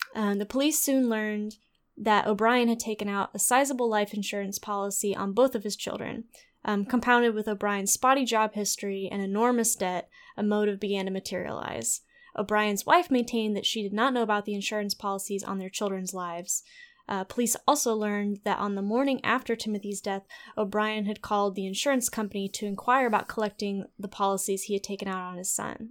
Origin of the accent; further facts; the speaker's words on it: Texas, United States; we're from Texas